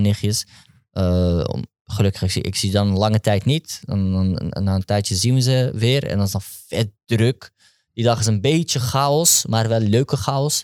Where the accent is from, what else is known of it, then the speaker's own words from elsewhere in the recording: Amsterdam, North Holland, Netherlands; Ik ben opgegroeid in Amsterdam-West